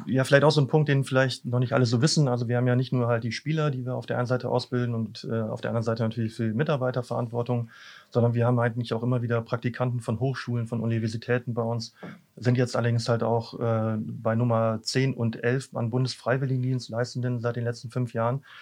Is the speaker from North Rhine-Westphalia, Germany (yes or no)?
yes; Büren, North Rhine-Westphalia, Germany; moved away; ursprünglich komme ich aus Büren